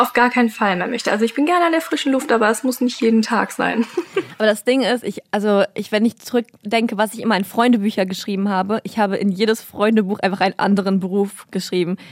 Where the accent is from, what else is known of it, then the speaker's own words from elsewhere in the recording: Kazakhstan; moved away; Ich bin in Kasachstan groß geworden